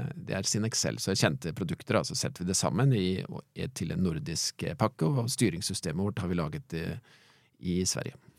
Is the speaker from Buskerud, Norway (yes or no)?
no; Halden, Østfold, Norway; now in Fredrikstad, Norway; Jeg vokste opp jeg er gjort i Halden, men jeg bor i, bor i Fredrikstad, da.